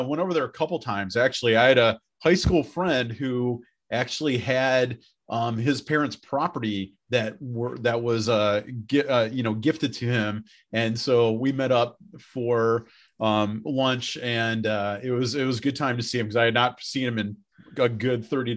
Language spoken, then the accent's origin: English; Beloit, Wisconsin, United States; moved away as an adult; also born or lived in Indiana / Houston, Texas / Dallas, Texas / Bayfield, Wisconsin; now in Kewaunee, United States; I was born and raised in Beloit, Wisconsin, and went to school down in central Indiana, and then got my first teaching job outside of Houston, Texas.